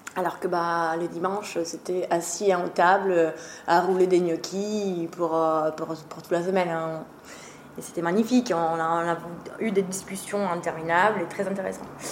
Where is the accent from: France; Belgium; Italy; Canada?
Italy; Trentino-Alto Adige; French is a second language; moved away; je suis italienne d'origine. Ma famille est toujours en Italie.